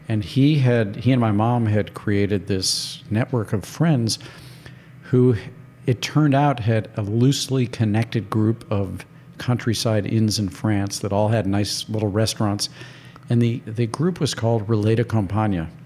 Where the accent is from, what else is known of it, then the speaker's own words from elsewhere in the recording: St. Louis, Missouri, United States; moved away; I went to five different schools growing up in St. Louis